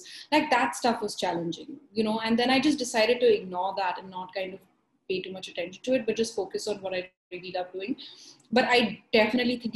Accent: Mumbai, Maharashtra, India; moved away; growing up in Bombay, in school at least, I was just an average student

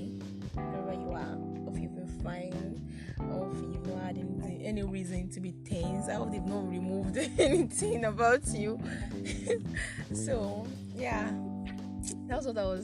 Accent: Nigeria; I'm Nigerian, so it's afternoon

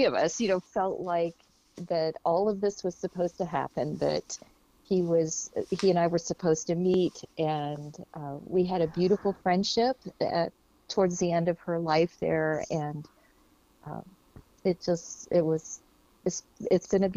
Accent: Lafayette, Indiana, United States; We grew up in Lafayette, Indiana.

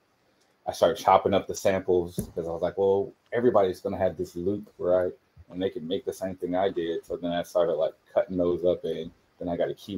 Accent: New Orleans, Texas, United States; moved away; I'm from New Orleans

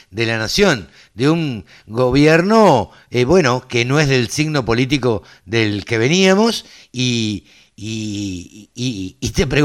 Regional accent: Argentina; somos ansiosos los argentinos.

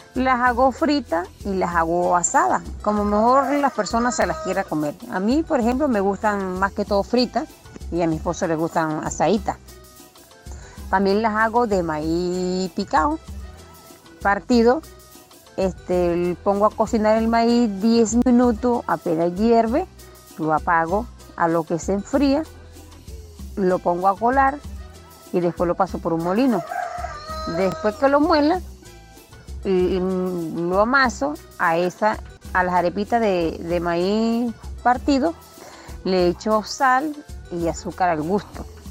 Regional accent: Venezuela; moved away as an adult; now in Argentina; Yo soy venezolana

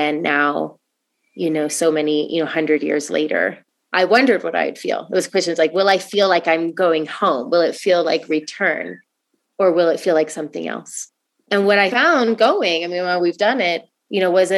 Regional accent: Oregon, United States; moved away; I come from Oregon

